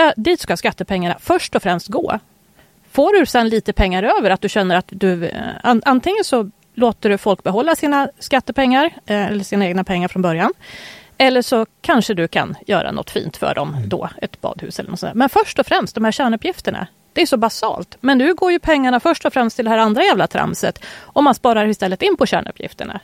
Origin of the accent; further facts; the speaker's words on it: Sweden; född i Sverige